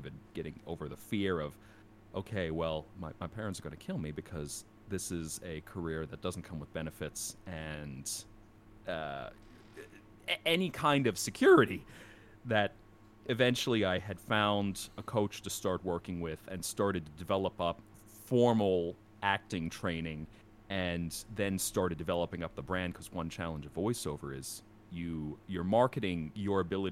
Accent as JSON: {"language": "English", "area": "outside the Philadelphia area", "region": "New Jersey", "country": "United States", "tie": "born or raised there", "moved": "yes", "lives_now": "Dallas, United States", "said": "I grew up outside the Philadelphia area"}